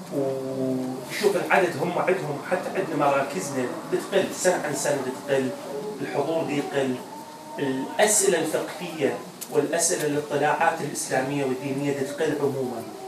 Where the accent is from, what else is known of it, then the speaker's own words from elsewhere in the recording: Iraq; moved away; إحنا كعراقيين